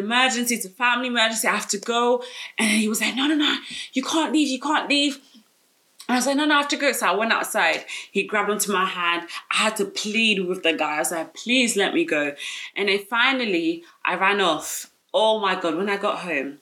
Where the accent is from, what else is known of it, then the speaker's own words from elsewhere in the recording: London, United Kingdom; I'm from South London, I grew up in South